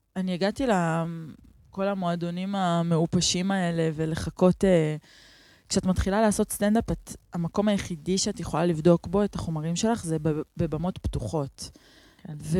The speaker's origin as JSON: {"language": "Hebrew", "town": "Neve Shalom", "region": "Central District", "country": "Israel", "tie": "born or raised there", "said": "גדלתי בנווה שלום, בתוך השמאל הלבן"}